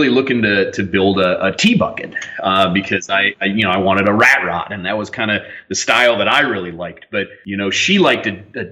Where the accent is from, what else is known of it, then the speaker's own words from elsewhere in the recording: Minnesota, United States; I grew up in Minnesota